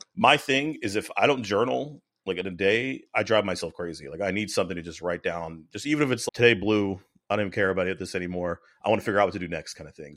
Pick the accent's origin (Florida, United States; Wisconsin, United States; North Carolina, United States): North Carolina, United States; moved away; so I went to Carolina, so I'm from North Carolina originally